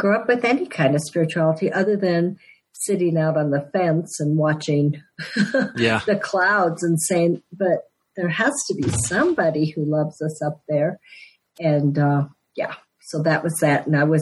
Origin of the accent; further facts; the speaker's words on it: Denver, Colorado, United States; I'm a Denver native